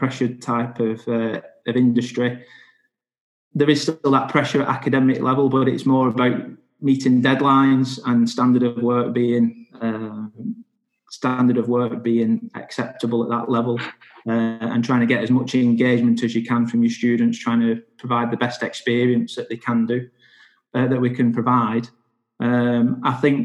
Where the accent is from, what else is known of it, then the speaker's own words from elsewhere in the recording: Wigan, North West England, United Kingdom; I'm from Wigan